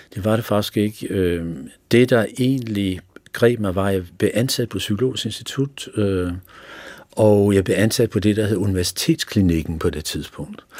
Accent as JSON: {"language": "Danish", "town": "Fredensborg", "region": "Capital Region of Denmark", "country": "Denmark", "tie": "born or raised there", "also_born_or_lived": "Sweden / Helsingør", "said": "er jeg vokset op i boet lidt i Helsingør, men, men, øh, min skolegang har jeg gået i Fredensborg"}